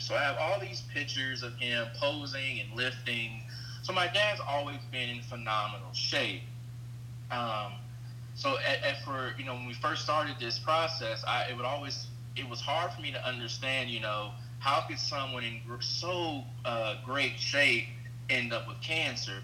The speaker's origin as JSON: {"language": "English", "town": "Evansville", "region": "Indiana", "country": "United States", "said": "I'm from Evansville, Indiana, and you know where I, I where I live, I feel like we get overlooked as a city a lot"}